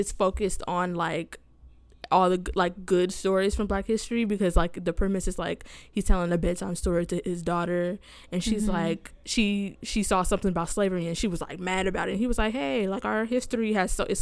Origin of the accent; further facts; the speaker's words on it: Canada; I'm Canadian